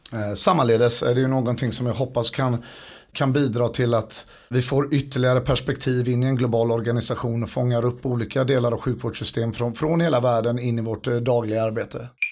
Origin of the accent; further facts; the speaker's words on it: Gothenburg, Västra Götaland, Sweden; moved away as an adult; now in United States; som göteborgare